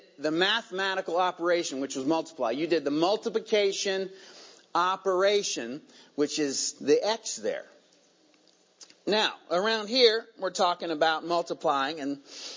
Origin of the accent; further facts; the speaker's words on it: Virginia, United States; accent: southern; moved away; That was a southern y'all that just came out of me. Where'd that come from? I was born in Virginia, so, you know, it's coming honest.